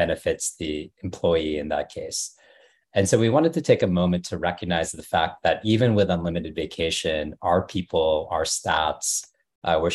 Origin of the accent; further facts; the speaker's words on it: Dallas, Texas, United States; moved away as an adult; also born or lived in Washington, District of Columbia, United States / New York; I grew up in Dallas and a suburb north of Dallas